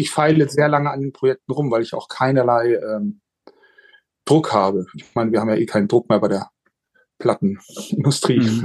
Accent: Hamburg, Germany; now in Switzerland; meine Heimatstadt. Ähm, weil ich ja jetzt in der Schweiz wohne

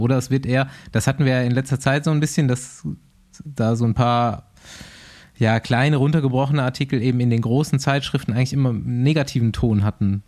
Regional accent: Düsseldorf, North Rhine-Westphalia, Germany; als Düsseldorfer

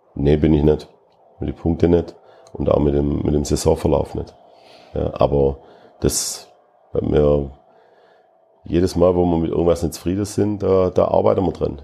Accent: Schwäbisch Gmünd, Baden-Württemberg, Germany; now in Fürth, Germany; Schwäbisch Gmünd ist meine Heimat

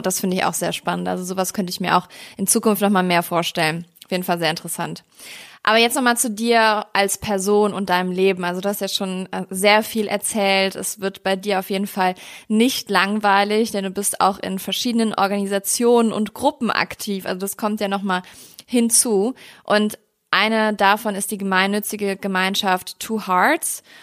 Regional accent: Germany; in Deutschland geboren, meine Familie hat keinen Migrationshintergrund

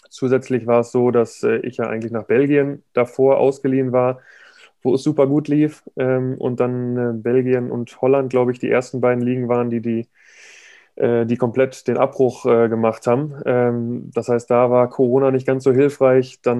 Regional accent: Dortmund, North Rhine-Westphalia, Germany; ich komme irgendwie aus, aus Dortmund.

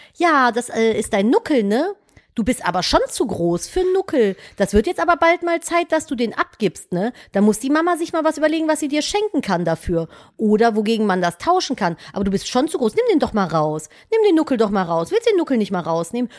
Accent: Cologne, North Rhine-Westphalia, Germany; ich komme halt aus Köln.

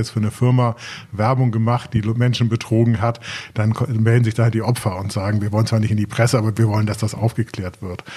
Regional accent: Germany; wir als Deutsche

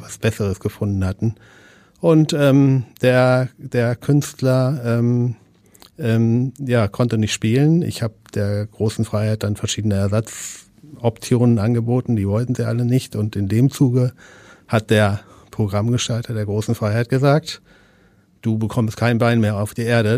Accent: East Frisia, Lower Saxony, Germany; now in Hamburg, Germany; ich komme aus Ostfriesland

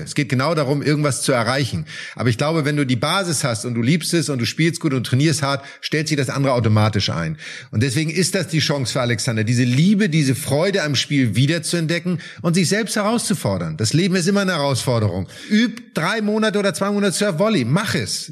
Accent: Germany; wir sind natürlich in Deutschland damit groß geworden

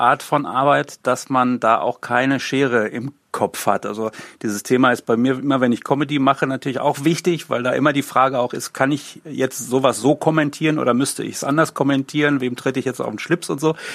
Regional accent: Hagen, North Rhine-Westphalia, Germany; ein Ort wie Hagen, auch weil ich hier aufgewachsen bin

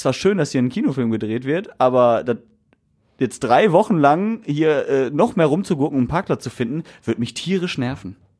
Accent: Essen, North Rhine-Westphalia, Germany; Ich bin Essener

